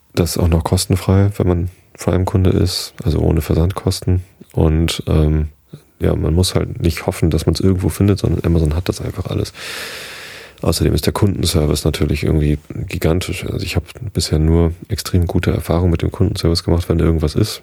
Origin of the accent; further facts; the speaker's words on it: Germany; hier bei uns in Deutschland